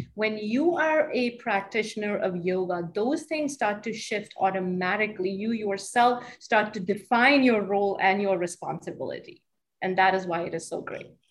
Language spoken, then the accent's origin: English; Hamilton, New Jersey, United States; also born or lived in Chicago; in my hometown